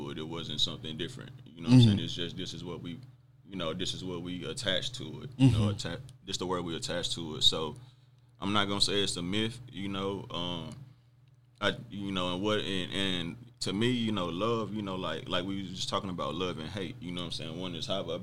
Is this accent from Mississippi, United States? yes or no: yes; Mississippi, United States; I grew up in Mississippi